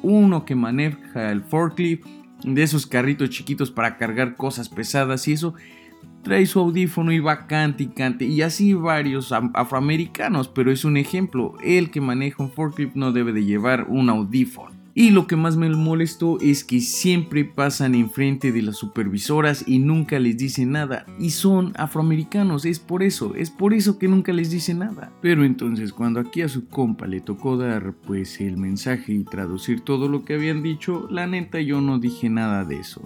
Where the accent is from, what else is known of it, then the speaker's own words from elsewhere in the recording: Mexico; nuestra propia raza, que somos pues los mexicanos